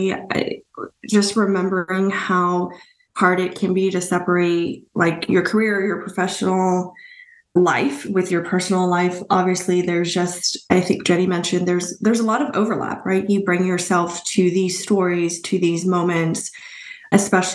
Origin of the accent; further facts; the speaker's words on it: Houston, Texas, United States; now in Austin, United States; I'm from Houston